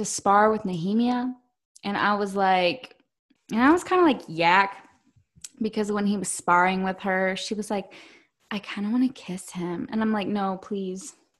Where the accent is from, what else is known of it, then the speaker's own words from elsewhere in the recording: the South, United States; we're from the South